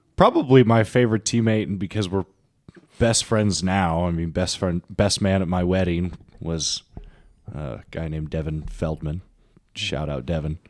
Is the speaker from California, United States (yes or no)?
yes; Orange County, California, United States; I was from Orange County, so we were both California guys